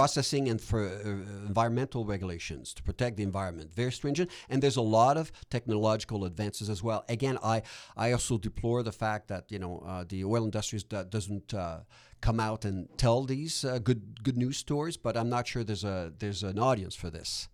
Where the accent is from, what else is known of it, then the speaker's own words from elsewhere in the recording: Quebec, Canada; also born or lived in Ontario; now in Edmonton, Canada; I'm from Quebec originally.